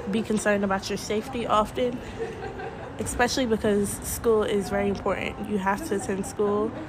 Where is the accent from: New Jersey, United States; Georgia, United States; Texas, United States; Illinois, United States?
Georgia, United States; Atlanta; now in Kuwait; I'm a senior at ASK in Kuwait. I'm from Atlanta, Georgia